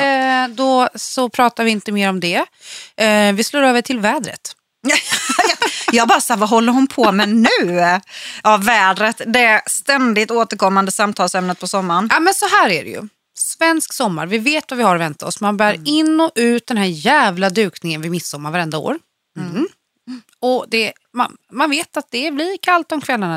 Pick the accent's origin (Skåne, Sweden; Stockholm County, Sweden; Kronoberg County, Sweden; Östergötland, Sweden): Kronoberg County, Sweden; Växjö; also born or lived in Öland; jag är uppvuxen i Växjö